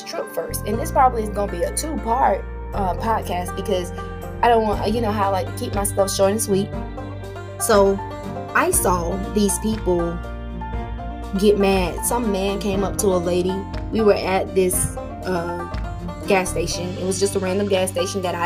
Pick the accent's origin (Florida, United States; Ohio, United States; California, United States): Florida, United States; Tallahassee; moved away as an adult; I grew up in Florida